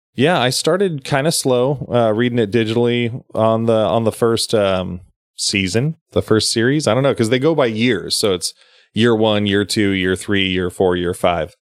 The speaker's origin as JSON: {"language": "English", "area": "Sacramento County", "region": "California", "country": "United States", "said": "we're both from Sacramento County, but we both live in counties outside of Sacramento County"}